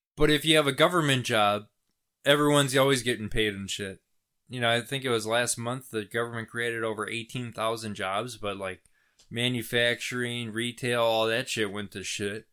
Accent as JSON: {"language": "English", "country": "United States", "said": "as an American"}